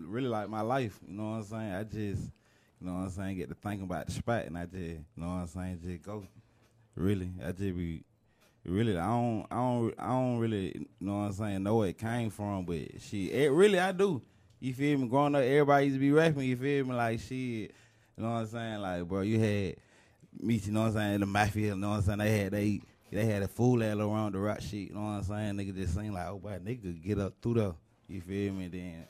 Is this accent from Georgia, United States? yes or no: yes; Riverdale, Georgia, United States; I'm from Riverdale, Georgia.